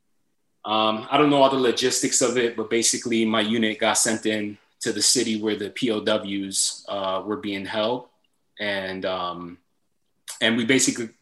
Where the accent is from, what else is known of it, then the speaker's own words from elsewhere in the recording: Philadelphia, Pennsylvania, United States; moved away as an adult; growing up in Philly, you know, I had friends going to jail